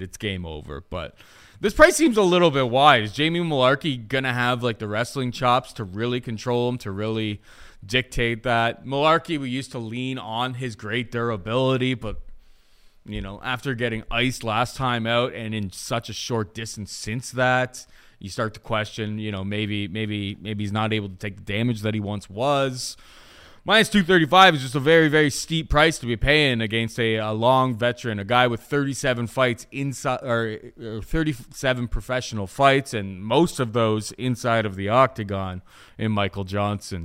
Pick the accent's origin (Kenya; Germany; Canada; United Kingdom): Canada; as a Canadian